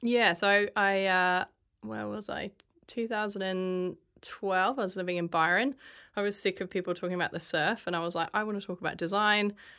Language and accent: English; England, United Kingdom; moved away as an adult; now in Australia; I grew up in England, and when I was fourteen, my parents brought me here on holiday